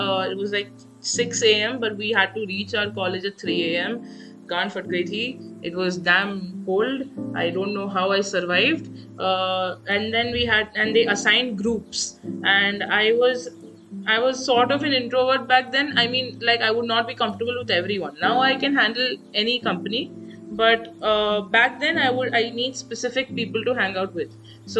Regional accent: South India, India; And we're from South India, so we can't adjust to something that cold.

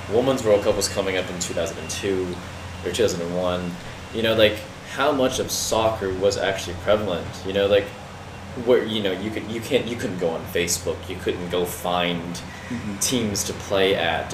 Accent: United States

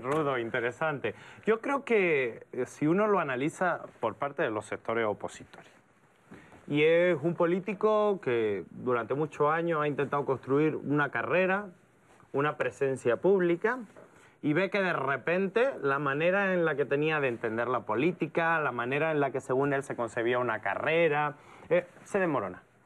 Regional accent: Andalusia, Spain; moved away as an adult; now in Mexico; yo vengo de la parte que creo que es más interesante de España, que es el sur. Yo soy andaluz.

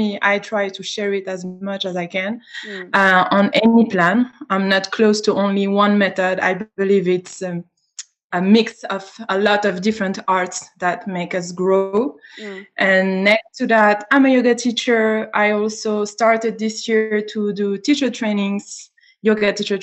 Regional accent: Switzerland; also born or lived in Greece; I was born in Switzerland. I was born here. I grew up here.

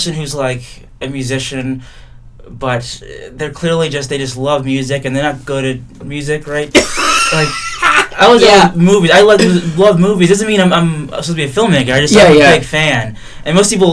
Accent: Pennsylvania, United States; now in New York, United States; Pennsylvania originally

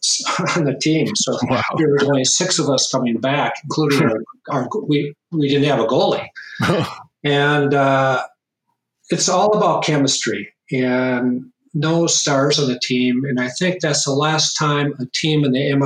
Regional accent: Minnetonka, Minnesota, United States; I grew up in Minnetonka

